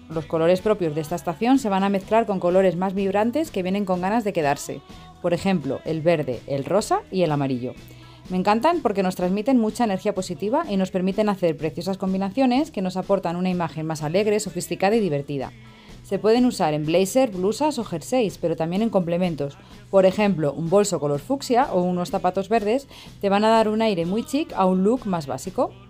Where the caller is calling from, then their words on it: Spain; asesora de imagen y os hablo desde España.